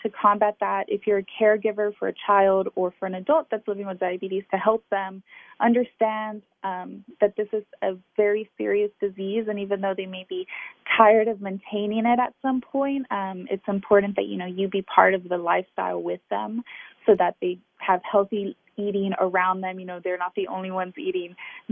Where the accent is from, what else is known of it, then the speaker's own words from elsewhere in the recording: Texas, United States; I grew up here in Texas with a community of friends and family who are very affected by diabetes